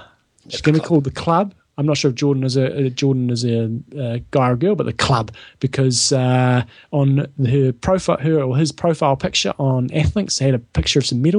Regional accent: New Zealand; accent: Kiwi; that's my Kiwi accent.

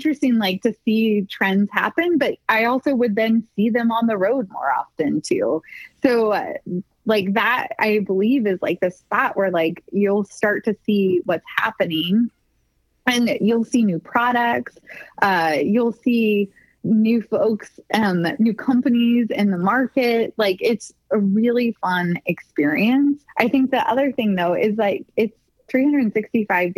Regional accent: United States; As an American

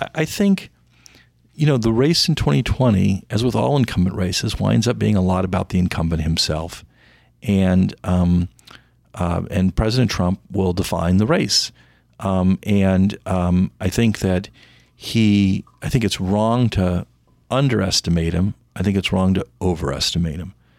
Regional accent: Indianapolis, Indiana, United States; I grew up in Indianapolis, Indiana

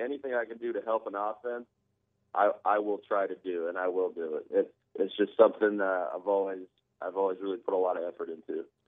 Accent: Southern California, United States; moved away as an adult; now in New Orleans, United States; I'm from Southern California, so I'm a little spoiled with the weather.

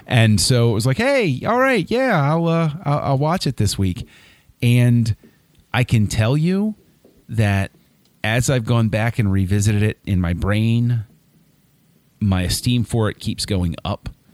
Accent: Maryland, United States; I was born and raised in Maryland

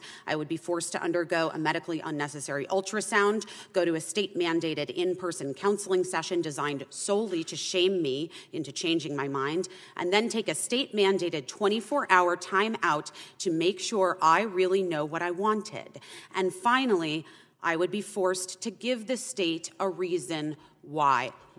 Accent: Arizona, United States; my home state of Arizona

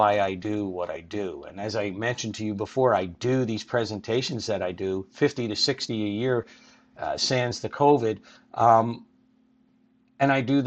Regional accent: Philadelphia, Pennsylvania, United States; born or raised there

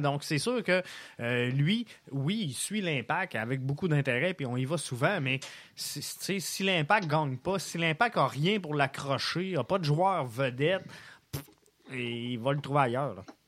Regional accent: Quebec City, Quebec, Canada; moved away; also born or lived in Montreal; je viens de Québec à la base.

